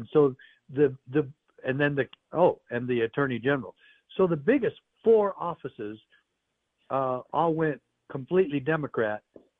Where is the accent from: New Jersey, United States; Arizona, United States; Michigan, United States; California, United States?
Arizona, United States; also born or lived in Utah; I'm from Arizona. I lived here most of my life. I spent about 15, 16 years in Utah, but this is where I was raised.